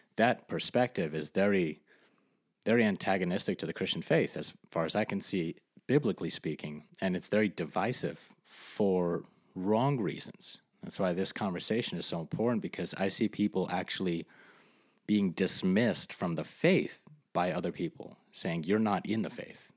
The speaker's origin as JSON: {"language": "English", "town": "Fort Lee", "region": "New Jersey", "country": "United States", "tie": "born or raised there", "said": "I grew up in Fort Lee, New"}